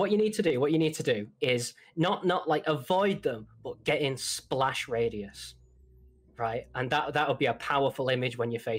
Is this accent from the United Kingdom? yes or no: yes; England, United Kingdom; I can literally just sit down with my mates, walk to the pub. Yes, I am this English.